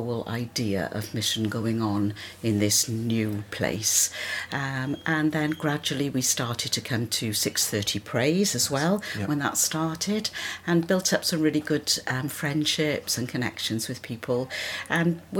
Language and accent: English; South Wales, United Kingdom; moved away as an adult; also born or lived in Newport / Cardiff; now in Chipping Sodbury, United Kingdom; You can probably tell from my accent that I'm not from around here. I come from South Wales